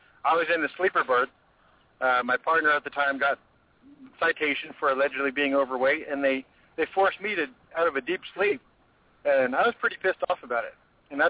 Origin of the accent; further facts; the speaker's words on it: Southern California, United States; I was born in Southern California and raised there and come from a big Italian Catholic family. I went to private Catholic school my whole life